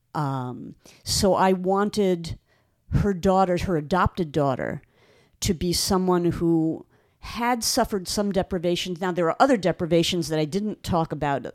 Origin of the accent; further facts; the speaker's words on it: Long Island, New York, United States; moved away; I grew up on Long Island